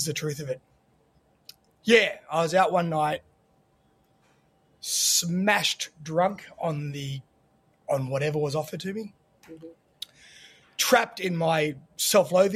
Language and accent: English; Australia; moved away as an adult; also born or lived in Sydney; now in Los Angeles, United States; growing up in Australia